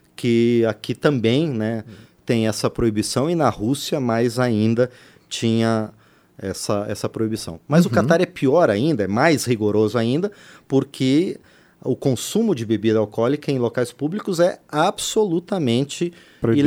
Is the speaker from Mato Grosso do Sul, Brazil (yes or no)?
no; interior of Paraná, Brazil; moved away; o estádio lá da minha terra, no interior do Paraná